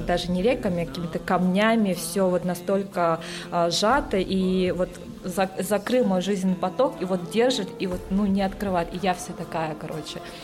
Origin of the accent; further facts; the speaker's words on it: Yakutia, Sakha Republic, Russia; moved away as an adult; also born or lived in Moscow / Costa Rica; я сама родом из Якутии и приехала в Москву учиться на инженера-электрика